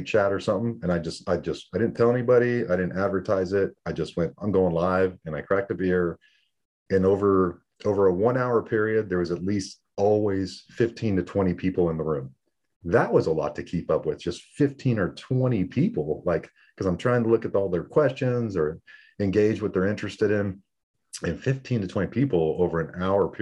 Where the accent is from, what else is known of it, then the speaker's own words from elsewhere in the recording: San Diego, California, United States; moved away as an adult; also born or lived in El Paso, Texas; I grew up in San Diego, Navy, Marine town